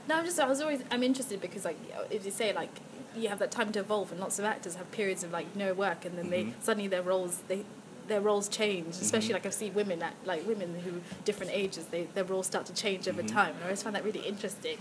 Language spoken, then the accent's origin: English; Zambia; I'm from Zambia